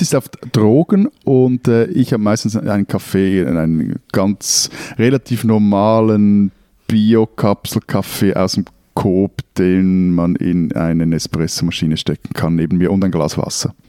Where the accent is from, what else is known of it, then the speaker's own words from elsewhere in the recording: Zurich, Switzerland; als Zürcher